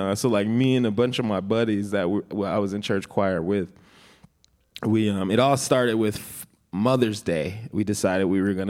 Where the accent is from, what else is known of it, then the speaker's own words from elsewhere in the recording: Minneapolis, Minnesota, United States; also born or lived in Atlanta, Georgia; I lived in Atlanta when I was 2 years old until I was 9 years old, and okay. then I came to Minneapolis. But I was born in Minneapolis.